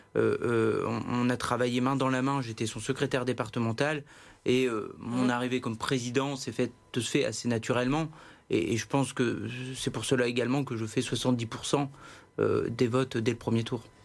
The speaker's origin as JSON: {"language": "French", "region": "Hauts-de-France", "country": "France", "said": "je suis originaire de la Sambre-Avenois"}